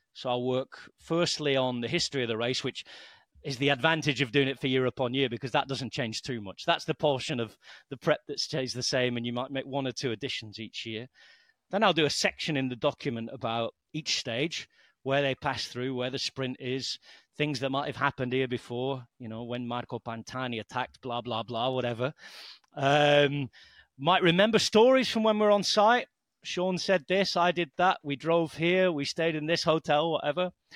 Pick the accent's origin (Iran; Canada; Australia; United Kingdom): United Kingdom; the north of England; moved away as an adult; also born or lived in Lancashire / France; now in Balearic Islands, Spain; my English is pretty weak since I'm from Northern England